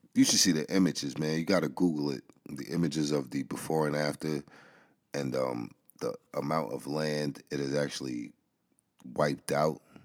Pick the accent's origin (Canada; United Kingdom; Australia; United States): United States; New York City, New York; I grew up in the Bronx.